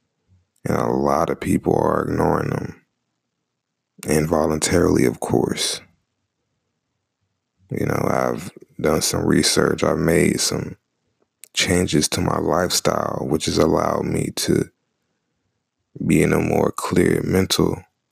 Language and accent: English; Charlotte, North Carolina, United States; I was born and raised in Charlotte, North Carolina. Lived there all my life.